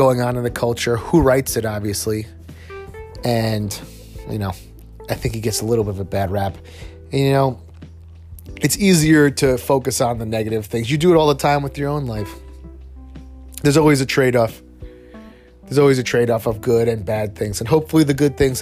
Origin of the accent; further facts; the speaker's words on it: United States; I'm American, we're from America.